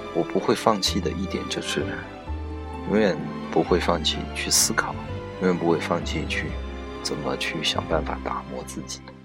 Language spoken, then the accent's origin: Chinese; China; 我们中国人